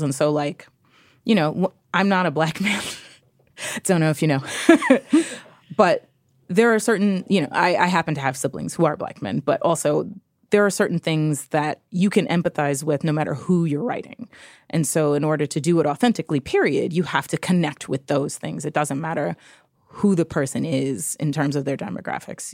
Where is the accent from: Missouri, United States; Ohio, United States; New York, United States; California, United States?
New York, United States; New York City; I grew up in New York City. I grew up in the Lower East Side.